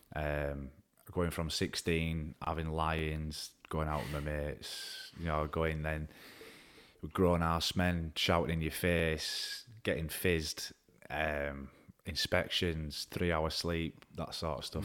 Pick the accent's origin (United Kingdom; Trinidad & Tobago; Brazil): United Kingdom; Woodside, Yorkshire and the Humber; also born or lived in Baildon; I'm from Woodside originally. Um, I was gr-, grew up there for a few years